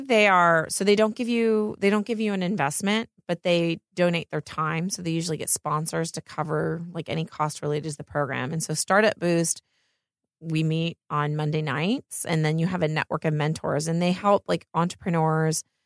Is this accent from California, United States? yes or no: no; Pennsylvania, United States; moved away as an adult; now in Los Angeles, United States; I grew up in Pennsylvania, in the middle of nowhere.